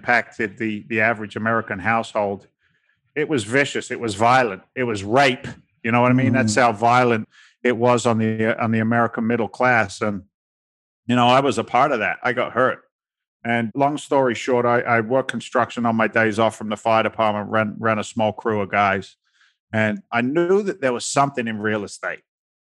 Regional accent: England, United Kingdom; moved away as an adult; now in United States; I'm an immigrant to the States. I came from England back in 1986. I was 20 years old.

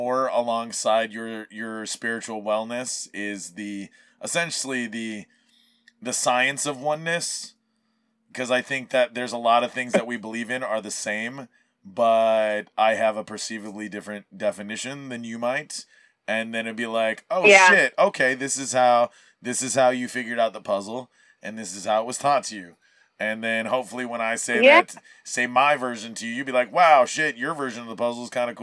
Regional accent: Maui, Hawaii, United States; moved away; I was gone from Maui for those 18 years

